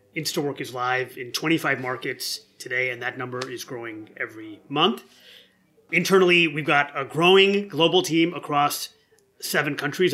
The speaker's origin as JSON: {"language": "English", "area": "near Detroit", "region": "Michigan", "country": "United States", "tie": "born or raised there", "said": "I grew up near Detroit."}